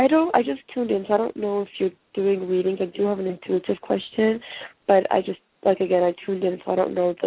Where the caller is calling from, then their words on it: California, United States; I'm calling from California.